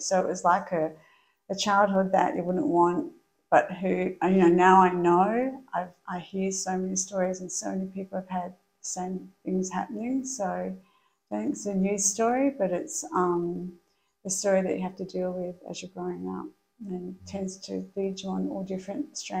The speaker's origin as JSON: {"language": "English", "town": "Perth", "region": "Western Australia", "country": "Australia", "tie": "born or raised there", "said": "I was born in Perth, pretty dysfunctional family, like a lot of people."}